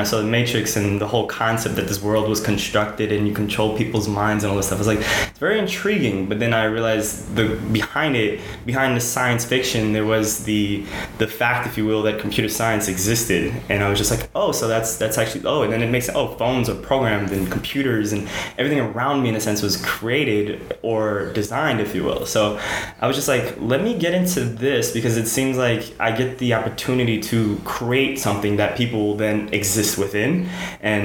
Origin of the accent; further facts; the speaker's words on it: Trinidad & Tobago; I was born in the Caribbean on a small island known as Trinidad